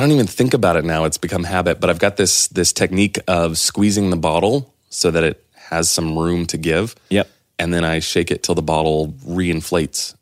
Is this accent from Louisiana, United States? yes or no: no; near Clovis, New Mexico, United States; growing up near Clovis, New Mexico, there was uh, Norman Petty Studios was there.